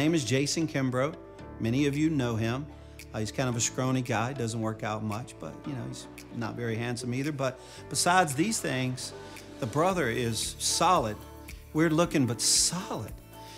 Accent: Cajun, Louisiana, United States; I am a Cajun

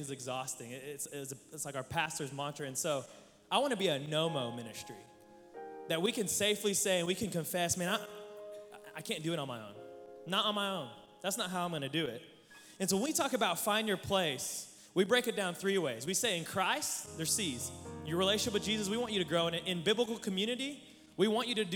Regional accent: Oklahoma, United States; I'm from Oklahoma

